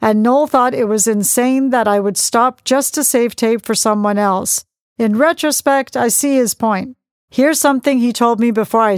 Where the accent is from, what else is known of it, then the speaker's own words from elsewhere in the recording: Manchester, North West England, United Kingdom; But the culture I was brought up on in Manchester was about drugs and gangs.